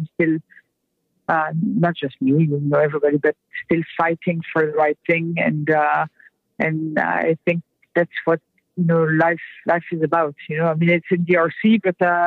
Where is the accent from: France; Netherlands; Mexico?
France; now in United States; I'm French to start, so I'm not an American born person